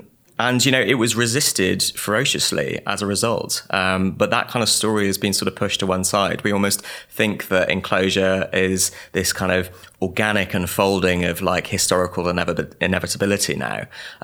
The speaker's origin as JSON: {"language": "English", "region": "Wales", "country": "United Kingdom", "tie": "born or raised there", "said": "I grew up on the Gwent Levels, which is a kind of swampy marshland, basically, in the south of Wales and Severn Estuary."}